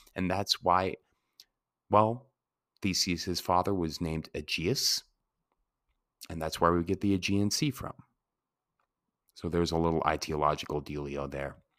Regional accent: Santa Fe, New Mexico, United States; moved away; also born or lived in Colorado / Washington; growing up in Santa Fe

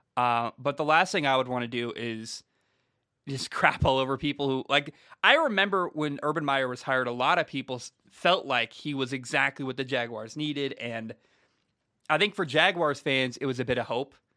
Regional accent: the Northwest, Pacific Northwest, United States; I'm from the Northwest

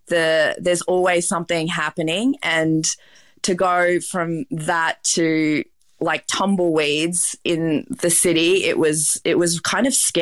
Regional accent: Melbourne, Victoria, Australia; I'm from Melbourne. So, you know, Melbourne's considered a big city in Australia, but it felt like a small town in comparison to New York.

